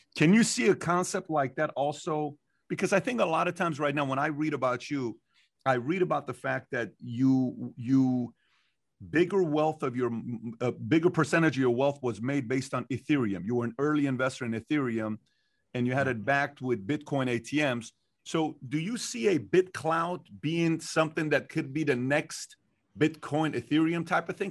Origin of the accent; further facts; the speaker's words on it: Iran; moved away; I'm not from here, I'm from Iran